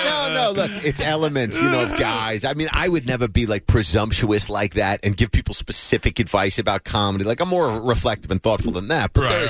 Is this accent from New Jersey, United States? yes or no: yes; New Jersey, United States; moved away; Jersey originally.